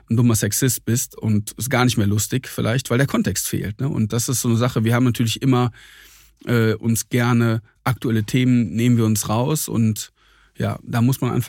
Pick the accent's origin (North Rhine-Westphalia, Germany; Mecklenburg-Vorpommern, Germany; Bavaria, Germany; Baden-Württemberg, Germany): North Rhine-Westphalia, Germany; Troisdorf; eine kleine hessische Stadt äh, neben Siegburg und Köln.